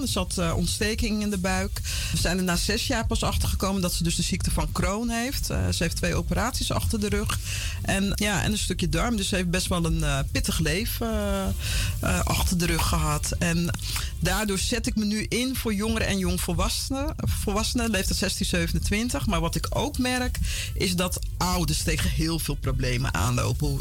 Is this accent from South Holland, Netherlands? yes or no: yes; Vlaardingen, South Holland, Netherlands; born or raised there; also born or lived in Paramaribo, Suriname / Utrecht / Amsterdam; now in Almere, Netherlands